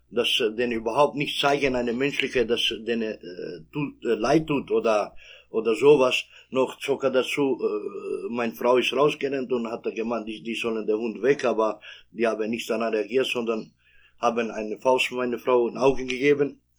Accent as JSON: {"language": "German", "country": "Kosovo", "second_language": "German", "moved": "yes", "lives_now": "Germany", "said": "ich komme aus, äh, aus dem Kosovo. Äh, bin ich hier äh, in Deutschland seit 28 Jahren."}